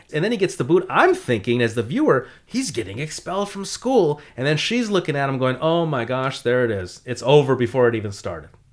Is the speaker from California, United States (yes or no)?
yes; Los Angeles, California, United States; I grew up in the San Fernando Valley where this movie is set.